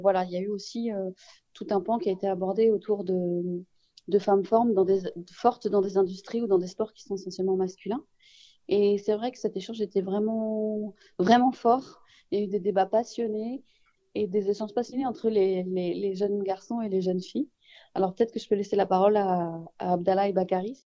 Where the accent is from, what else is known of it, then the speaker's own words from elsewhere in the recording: Saint-Ouen, Île-de-France, France; on est de Saint-Ouen, on est au Donien.